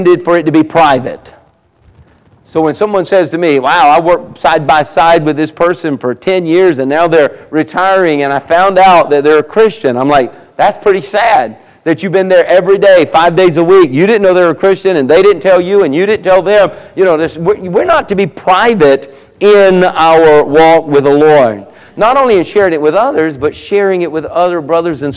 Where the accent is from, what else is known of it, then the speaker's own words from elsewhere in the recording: the South, United States; accent: southern; I got my southern accent